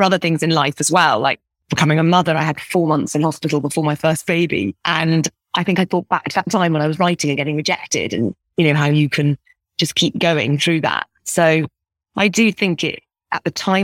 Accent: Scotland, United Kingdom; growing up in Scotland.

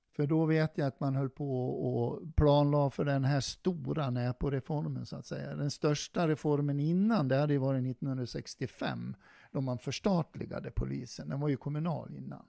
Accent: Dalarna County, Sweden; accent: Dalarna dialect; moved away as an adult; also born or lived in Stockholm / Varberg; now in Örebro, Sweden; Jag kommer ju från Dalarna och det är väl ingen som tvekar på det. De hör väl min dialekt

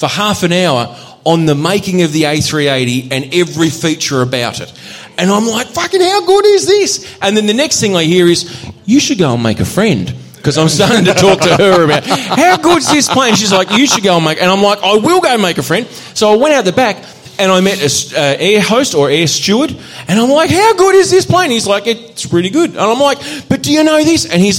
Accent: Australia; I'm Australian

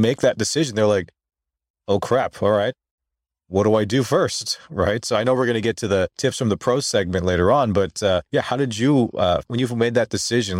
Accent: Philippines; I think, especially for us being Filipino, all of our parents want us to have that stable and secure job, right?

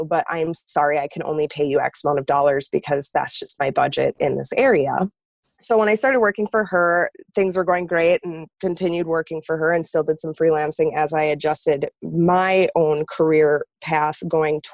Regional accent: Minnesota, United States; moved away as an adult; also born or lived in Wisconsin; I was originally from Minnesota. I ended up moving to the middle of nowhere in Wisconsin

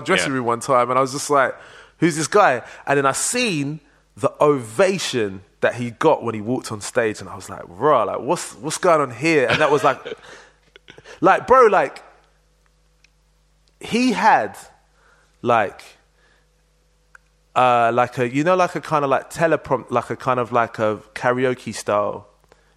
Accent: London, United Kingdom; moved away; also born or lived in Manchester; I grew up in Leytonstone. I was born in Whips Cross Hospital

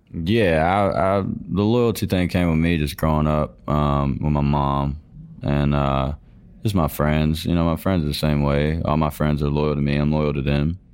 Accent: Georgia, United States; I grew up in Georgia on a dairy farm.

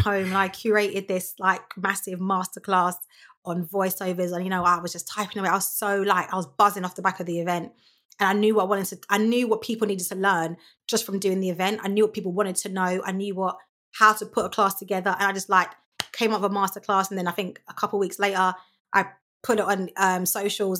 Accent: London, United Kingdom; I grew up in, born and raised in Lewisham

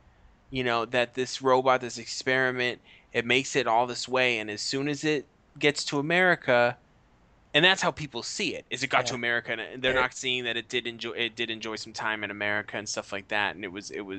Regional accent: Boston, Massachusetts, United States; First place, it's at Fenway in my hometown

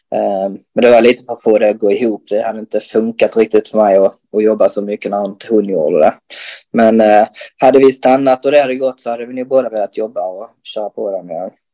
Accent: Röke, Skåne, Sweden; moved away as an adult; now in Helsingborg, Sweden; jag är uppväxt i att spela innebandy i, i, i Röke

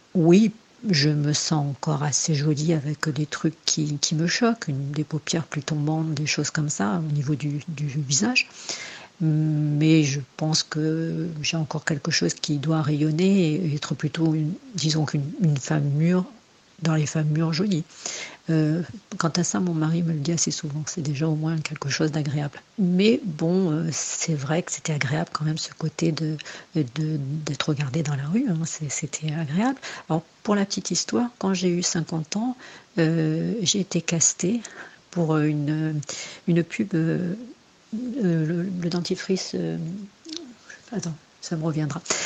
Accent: Angoulême, Nouvelle-Aquitaine, France; moved away as an adult; also born or lived in Bordeaux; j'ai commencé à partir à Bordeaux, puisque j'étais d'Angoulême.

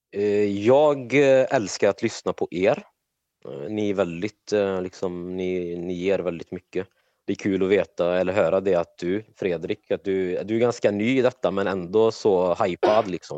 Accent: Trollhättan, Västra Götaland, Sweden; född och uppvuxen i Trollhättan i Sverige

